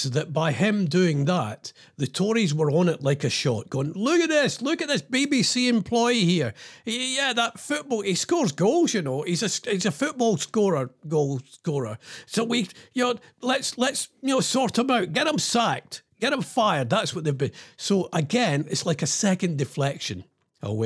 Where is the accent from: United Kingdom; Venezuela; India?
United Kingdom; I'm British